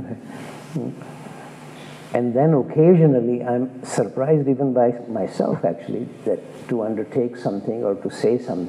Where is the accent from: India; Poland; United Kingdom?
India; as an Indian